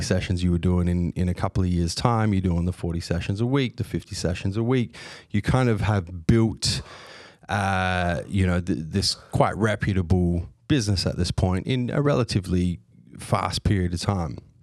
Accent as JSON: {"language": "English", "country": "Australia", "tie": "born or raised there", "said": "I was born here, I was raised here, but on both sides of my family, I've got European descent."}